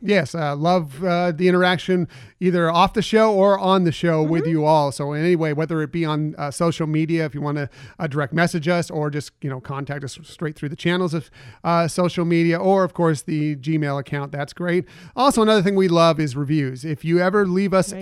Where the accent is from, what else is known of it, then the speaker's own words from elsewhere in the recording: West Coast, United States; I grew up here on the West Coast